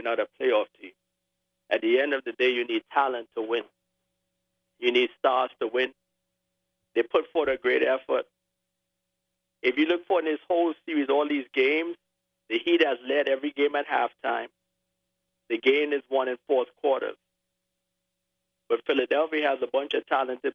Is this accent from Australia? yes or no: no; Trinidad & Tobago; moved away; I'm from Trinidad and Tobago